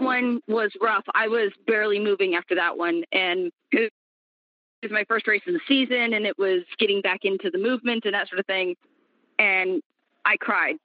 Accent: Kansas City, Missouri, United States; moved away; also born or lived in Sacramento, California; I grew up in Kansas City, Missouri

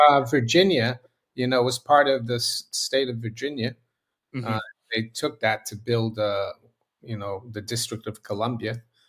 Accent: Rio de Janeiro, Brazil; born there; This is the American school in Rio, you know, the high school.

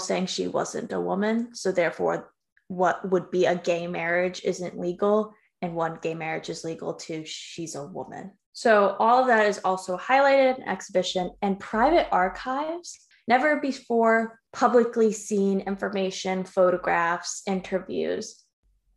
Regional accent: Yonkers, New York, United States; also born or lived in White Plains, New York; I was born in White Plains Hospital, but lived in Yonkers

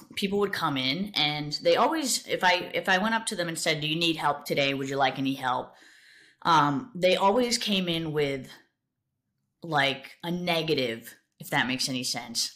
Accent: South Coast, Massachusetts, United States; I grew up in Massachusetts, uh, South Coast, Massachusetts. I've lived there my entire life

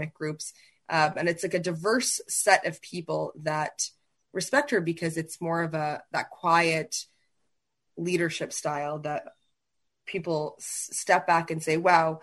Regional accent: New Haven, Connecticut, United States; when I was really young, probably as young as, you know, 6 or 7, we grew up in New Haven, Connecticut, because he was at Yale at that time

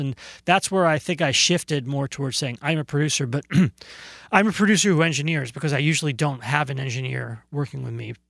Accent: New Jersey, United States; born or raised there; moved away as an adult; also born or lived in Brooklyn, New York; now in California, United States

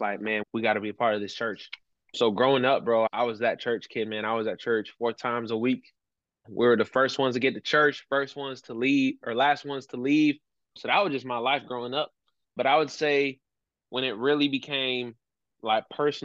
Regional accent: Sturgis, Michigan, United States; also born or lived in Brazil / Elkhart, Indiana; now in Centerville, United States; I was raised in Sturgis, Michigan

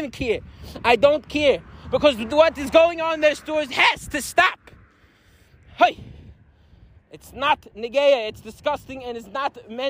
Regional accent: Lakewood, New Jersey, United States; I'm currently not in my hometown of Lakewood

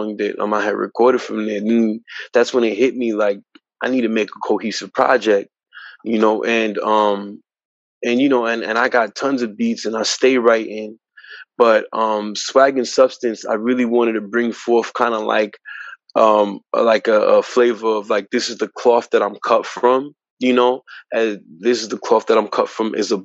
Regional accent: Elizabeth, New Jersey, United States; I'm originally from Elizabeth, New Jersey

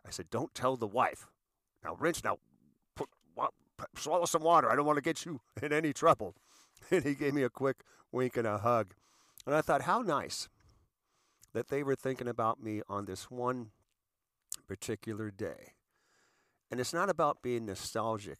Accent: United States; as an American, as a veteran, as a seasoned citizen

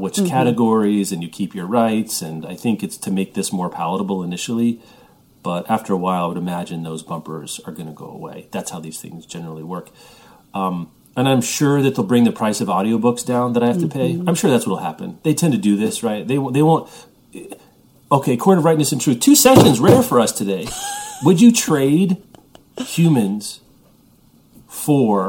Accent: Midwest, United States; growing up in the Midwest

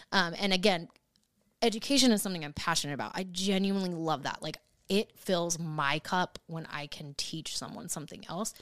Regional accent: Portland, United States; moved away as an adult; also born or lived in Washington; now in Nashville, United States; still in Portland. Just 'cause it was my hometown

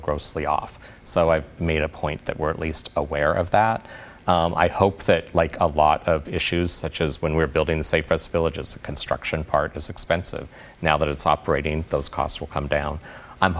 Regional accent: Portland, Oregon, United States; my hometown

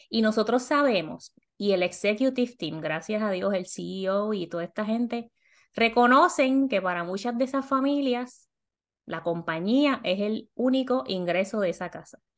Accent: Puerto Rico; moved away as an adult; now in Miami, United States; yo salí de Puerto Rico con 28 mil dólares, llegué a la posición de Miami de supervisora con 40 mil

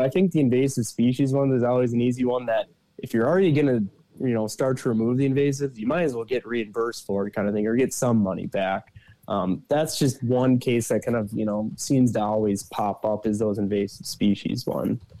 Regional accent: south of the Twin Cities, Minnesota, United States; I'm from uh, Minnesota. I grew up kind of in the metro area of south of the Twin Cities area

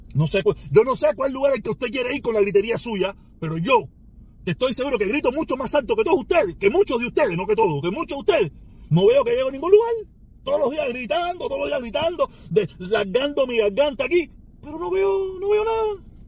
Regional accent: Cuba; mi pueblo cubano

